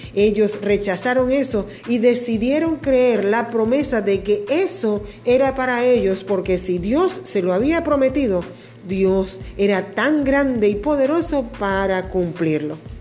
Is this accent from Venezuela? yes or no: yes; Venezuela; Acá en mi tierra, Venezuela